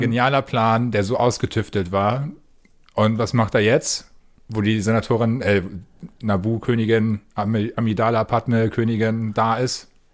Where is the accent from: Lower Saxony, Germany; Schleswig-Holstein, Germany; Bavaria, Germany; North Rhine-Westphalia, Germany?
Schleswig-Holstein, Germany; Preetz; Mein Kino in Preetz, wo ich herkomme